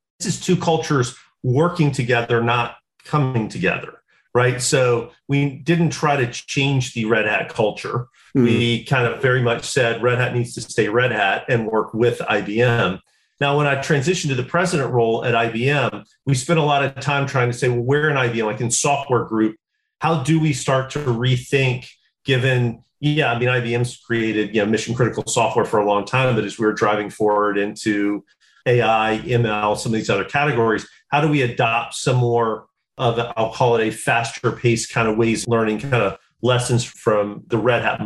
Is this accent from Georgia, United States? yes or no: yes; South Georgia, United States; I'm from South Georgia.